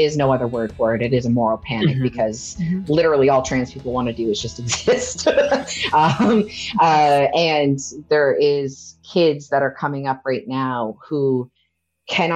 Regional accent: Nova Scotia, Canada; I grew up in Nova Scotia

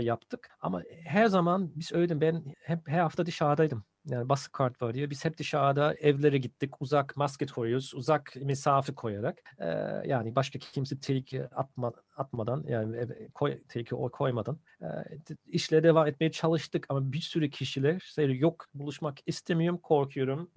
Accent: Bonn, North Rhine-Westphalia, Germany; Turkish is a second language; moved away as an adult; now in Turkey; Ben Bon'da doğdum

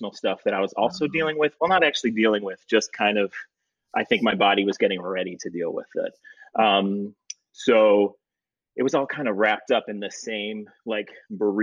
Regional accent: Highland, Michigan, United States; moved away as an adult; also born or lived in Evanston, Illinois / Chicago, Illinois; I'm from Michigan and I grew up in like, some small town of Highland

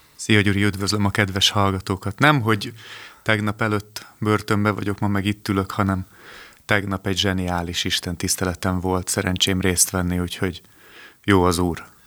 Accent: Budapest, Hungary; A 12. kerületben születtem, ott is nőttem föl

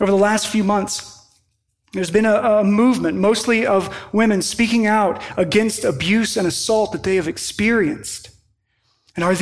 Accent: Western Kentucky, United States; moved away; in my hometown where I grew up in Western Kentucky

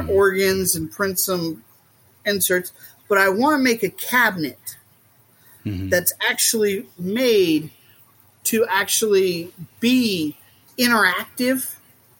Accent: Southwest Missouri, United States; I grew up in Southwest Missouri

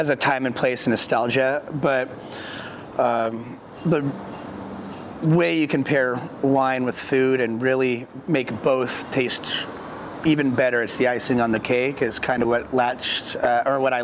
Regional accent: Orange, California, United States; moved away as an adult; also born or lived in Colorado; now in Oregon, United States; I was born in Orange, California, so Southern California, the old town of Orange County

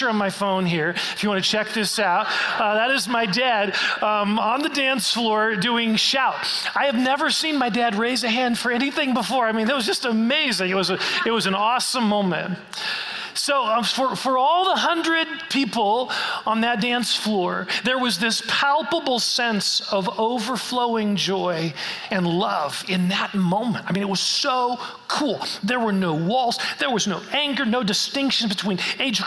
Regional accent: Colorado, United States; we're from Colorado

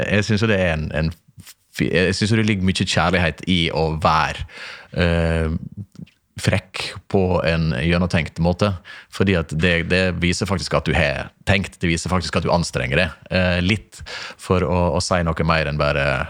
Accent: Stranda, Møre og Romsdal, Norway; moved away; oppveksten på Stranda

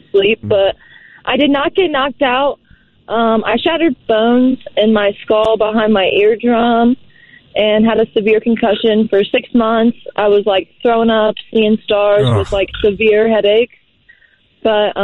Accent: Dayton, Ohio, United States; moved away; I am originally from Dayton, Ohio

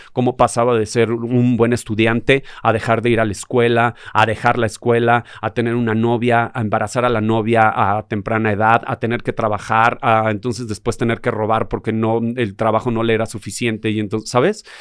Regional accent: Mexico City, Mexico; yo crecí en Tepito, yo, yo anduve por las calles

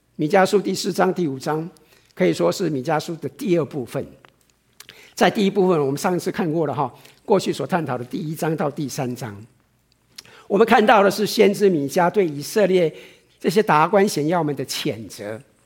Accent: Taiwan; moved away; 我以前在台湾的时候

